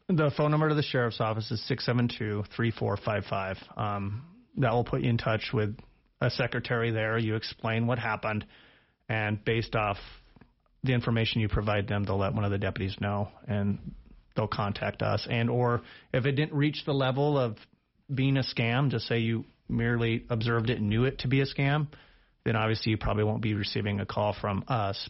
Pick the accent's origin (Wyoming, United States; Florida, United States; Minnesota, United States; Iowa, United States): Wyoming, United States; Big Horn; also born or lived in Laramie, Wyoming; I'm actually from the area. I graduated high school in Bighorn